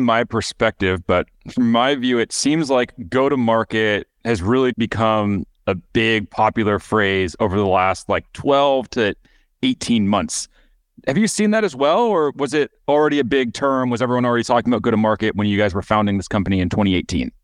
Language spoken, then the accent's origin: English; United States; moved away; also born or lived in Michigan / Wisconsin; when I was growing up, I lived in Michigan, I lived in Wisconsin